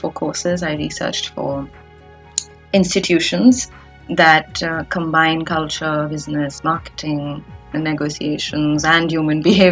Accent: India; as an Indian

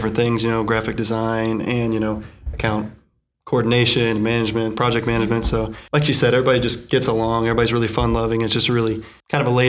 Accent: Kansas City, Missouri, United States; I'm from Kansas City, Missouri

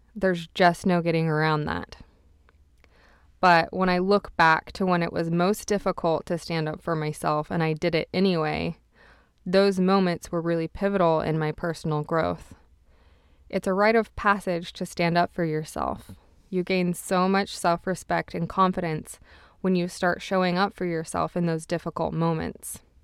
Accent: Utah, United States; now in Montreal, Canada; I was from Utah

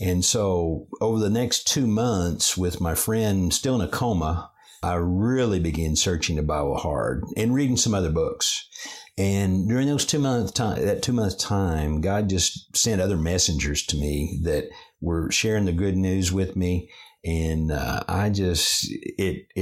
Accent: Chickasha, Oklahoma, United States; grew up in Chickasha, Oklahoma. That's my hometown.

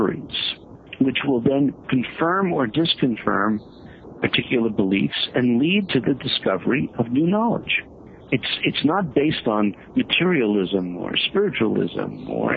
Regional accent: New York, United States; although I grew up in New York, I say I'm from Missouri

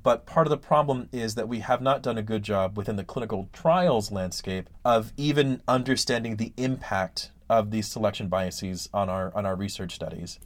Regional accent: Ben Wheeler, Texas, United States; it's a small town called Ben Wheeler, Texas

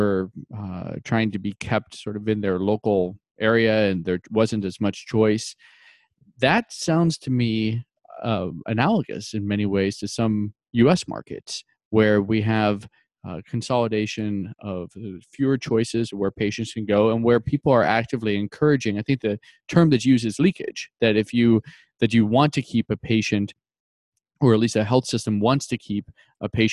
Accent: Illinois, United States; I'm from Illinois

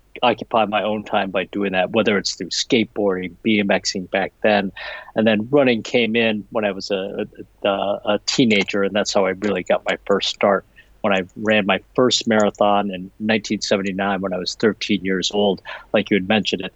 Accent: Chicago, Illinois, United States; I was born and raised, and I haven't left Chicago

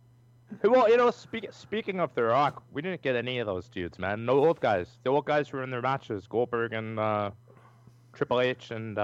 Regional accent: Canada; I have to apologize. Being a Canadian.

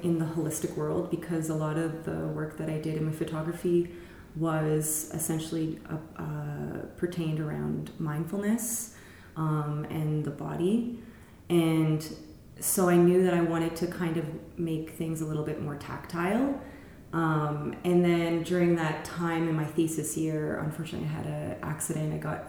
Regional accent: Mount Pearl, Newfoundland and Labrador, Canada; moved away as an adult; now in Prince Edward County, Canada; So I grew up in a town called Mount Pearl, just outside of St. John's, Newfoundland.

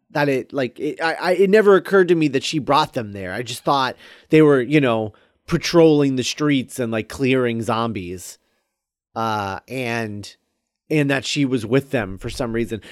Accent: United States; we're American

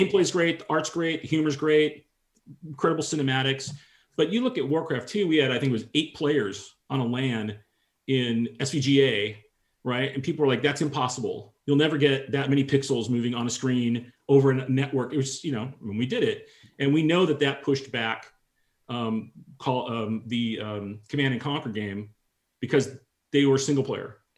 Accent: San Francisco Bay Area, Northern California, United States; I grew up in Northern California, okay, the, the, San Francisco Bay Area.

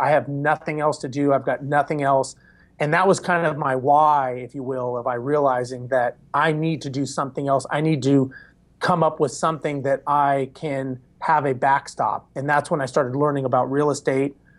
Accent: Los Angeles, California, United States; now in Houston, United States; born and raised in Los Angeles

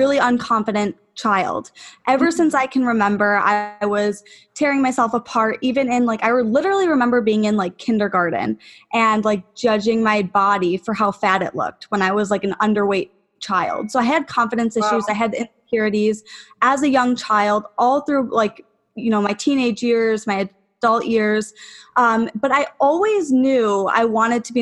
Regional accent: Buffalo, New York, United States; moved away as an adult; also born or lived in Atlanta; I'm from Buffalo, New York. I just moved back, actually. I was living in Atlanta

